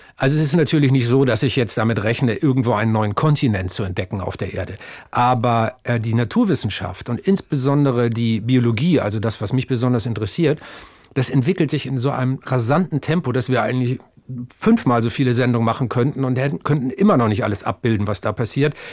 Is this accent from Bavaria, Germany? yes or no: no; Stade, Lower Saxony, Germany; ein waschechter Norddeutscher. Geboren bin ich bei Stade, um genauer zu sein, stamme ich aus Asseler Moor